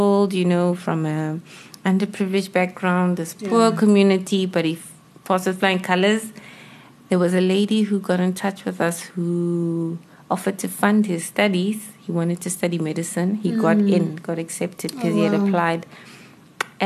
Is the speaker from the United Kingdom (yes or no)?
no; South Africa; being South African